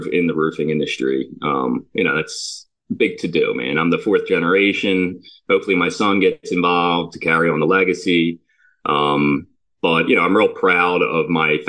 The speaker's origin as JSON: {"language": "English", "town": "Havertown", "region": "Pennsylvania", "country": "United States", "tie": "born or raised there", "said": "I grew up in Havertown"}